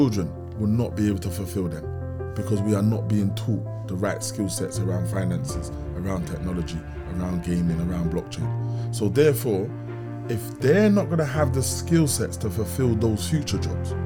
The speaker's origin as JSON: {"language": "English", "region": "London", "country": "United Kingdom", "tie": "born or raised there", "said": "growing up in Kennington, and in Brixton"}